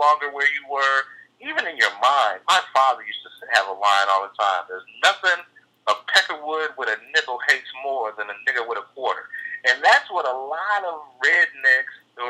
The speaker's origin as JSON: {"language": "English", "country": "United States", "tie": "born or raised there", "said": "I'm still an American, born here, raised here. This is my country"}